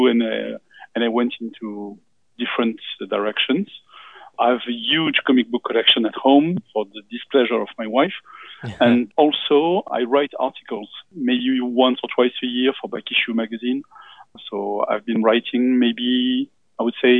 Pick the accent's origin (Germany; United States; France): France; accent: French; English is a second language; I'm from France because my accent may betray me.